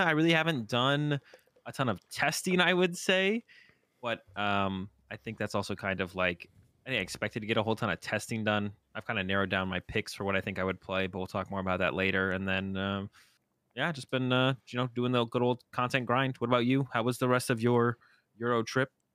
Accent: Boston, Massachusetts, United States; I'm also from Boston

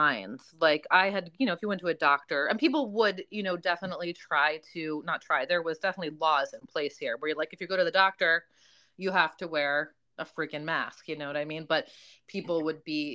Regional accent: New Jersey, United States; moved away as an adult; also born or lived in Virginia / Florida; I am a Jersey girl. I grew up in New Jersey.

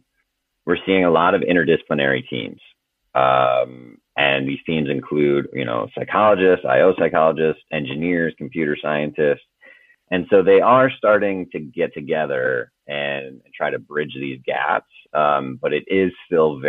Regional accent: Clark, South Dakota, United States; moved away; also born or lived in Raymond, South Dakota / Vermillion, South Dakota / Washington DC; I was born and raised in South Dakota

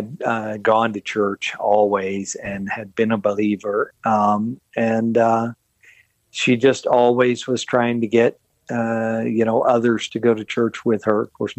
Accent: Longview, Texas, United States; I grew up in East Texas in Longview.

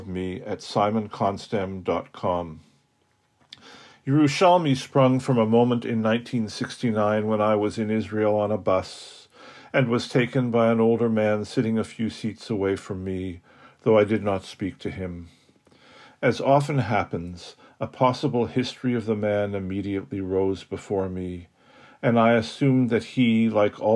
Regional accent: Canada; I'm a Canadian poet and aphorist living in Toronto

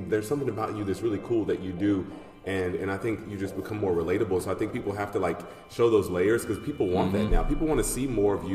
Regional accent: Atlanta, Georgia, United States; I grew up in Atlanta, Georgia

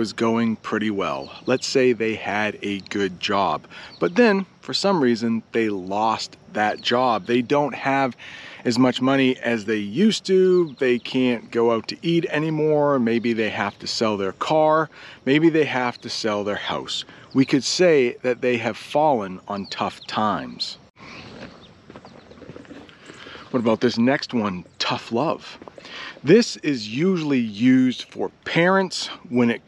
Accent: United States; I'm an American

